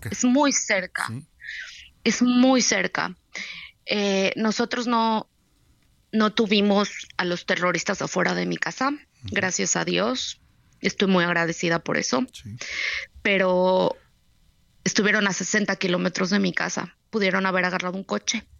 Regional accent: Mexico; now in Tel Aviv, Israel; Somos, somos mexicanos

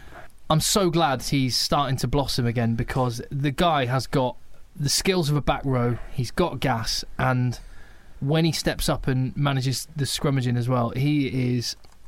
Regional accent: England, United Kingdom; as an Englishman

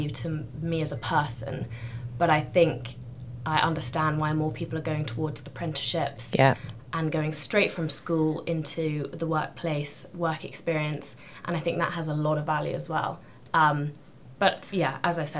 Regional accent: Gloucestershire, South West England, United Kingdom; also born or lived in South Africa; I've grown up in Gloucestershire, went to school there

